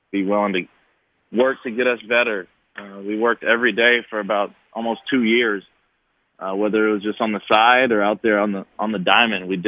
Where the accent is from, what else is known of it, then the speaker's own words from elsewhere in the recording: El Cerrito, California, United States; That's 10 minutes from my hometown in El Cerrito, California.